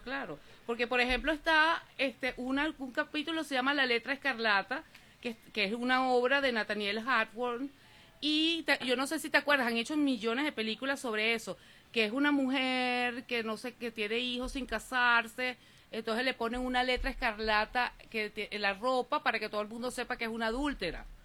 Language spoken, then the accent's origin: Spanish; Venezuela; soy de Venezuela